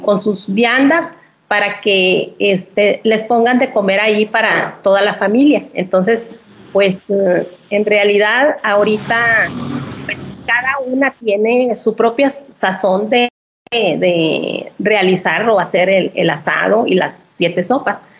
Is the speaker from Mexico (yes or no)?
yes; Viesca, Coahuila, Mexico; Yo nací aquí en Viesca y toda mi vida he estado aquí